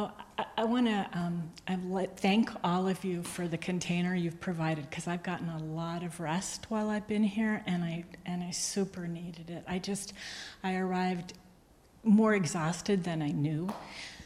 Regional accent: New England, United States; moved away as an adult; also born or lived in South Hadley, Massachusetts; now in Texas, United States; I think I'm from New England, but I've spent the last 34 years in Texas.

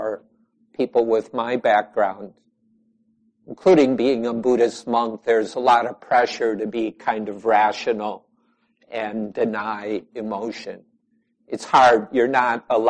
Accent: United States; also born or lived in Chicago; now in Southwest Wisconsin, United States; most of us here are Americans one way or another

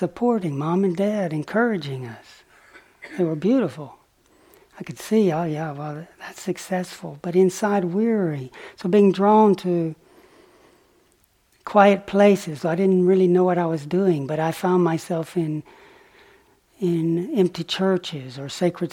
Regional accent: the South, United States; moved away as an adult; also born or lived in Oxford; Growing up in the South

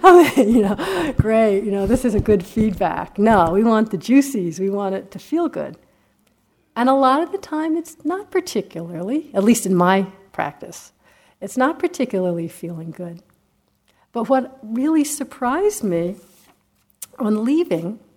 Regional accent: United States; I'm an American

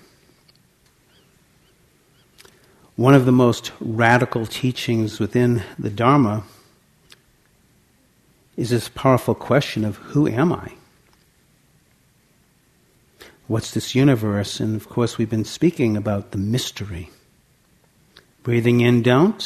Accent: Santa Cruz, California, United States; my hometown in Santa Cruz

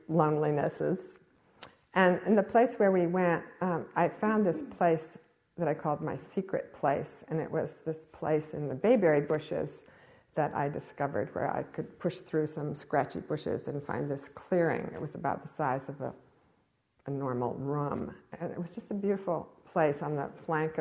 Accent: Cambridge, Massachusetts, United States; I grew up in Cambridge, Massachusetts

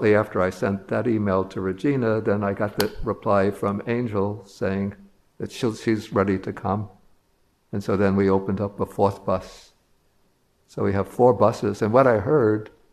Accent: New York, United States; I'm a New Yorker

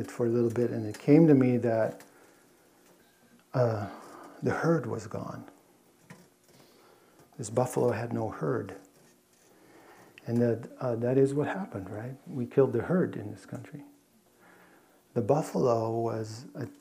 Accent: Netherlands; moved away; I grew up in Holland

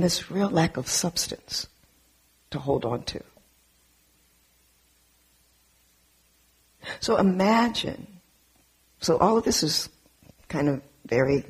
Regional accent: Southern California, United States; I grew up in Southern California in an all black and brown neighborhood, primarily Mexican and black neighborhood in Southern California, till the age of 12.

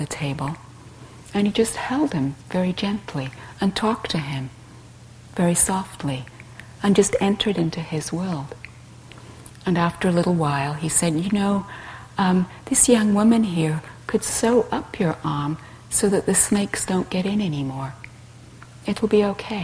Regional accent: England, United Kingdom; I grew up in England being taught to be nice

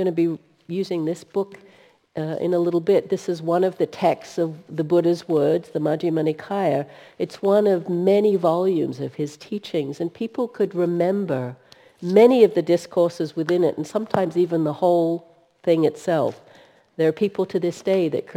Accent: Australia; now in United States; I'm actually from Australia

